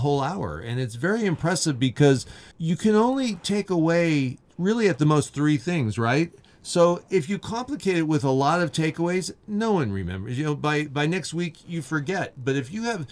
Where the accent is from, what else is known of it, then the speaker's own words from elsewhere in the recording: Orange, California, United States; I grew up in Orange, so I've seen it go from dirt fields to what it is today